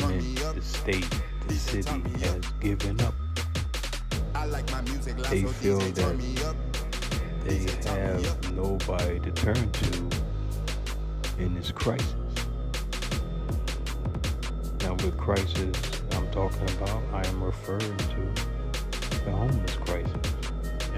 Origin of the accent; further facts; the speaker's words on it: New York City, New York, United States; now in California, United States; my hometown, New York City